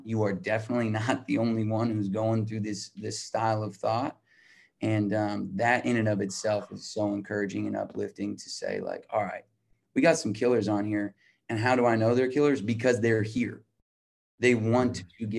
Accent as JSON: {"language": "English", "town": "Albuquerque", "region": "New Mexico", "country": "United States", "said": "I'm from Albuquerque, New Mexico."}